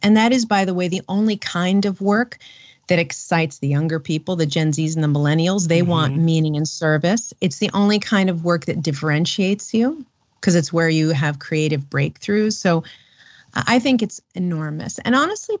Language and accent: English; New York City, New York, United States; I'm a city girl. I grew up in Manhattan